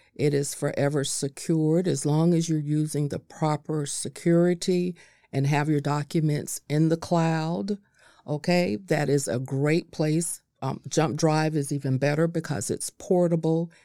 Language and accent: English; North Florida, United States; I, I was raised up in North Florida